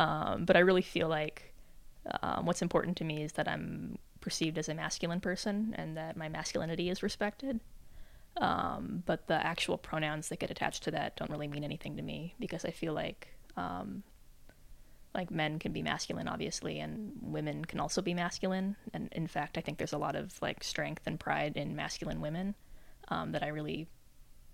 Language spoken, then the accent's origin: English; Albuquerque, New Mexico, United States; moved away; I'm from Albuquerque